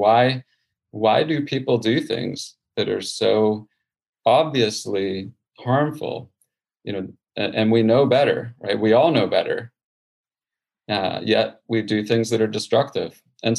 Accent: Houston, Texas, United States; born or raised there

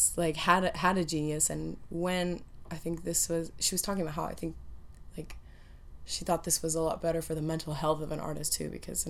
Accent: Orange County, California, United States; moved away as an adult; now in Berlin, Germany; growing up in Orange County

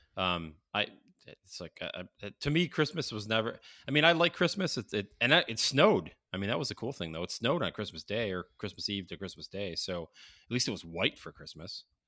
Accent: Syracuse, New York, United States; growing up in Syracuse

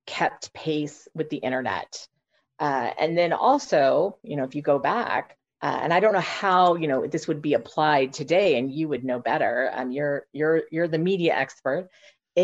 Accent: United States; I'm an American lawyer

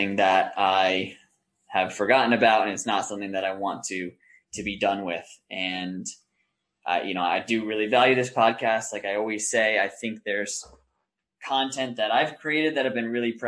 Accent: New York, United States; also born or lived in Denmark; my hometown

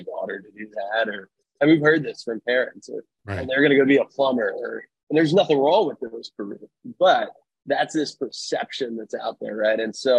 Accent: East Coast, United States; now in Sacramento, United States; I am from the East Coast originally. I've been in Sacramento now for about 12 years.

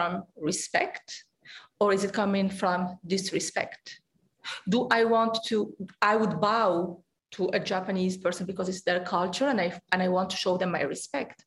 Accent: Algeria; Growing up, for example, I grew up in Algeria

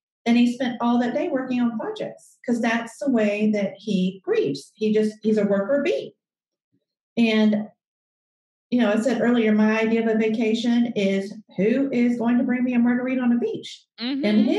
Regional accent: the South, United States; because I'm from the South and they're old school.

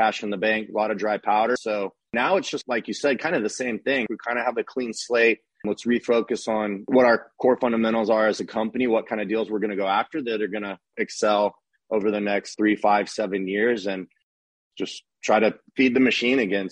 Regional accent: Austin, Texas, United States; now in Dallas, United States; I grew up in Austin

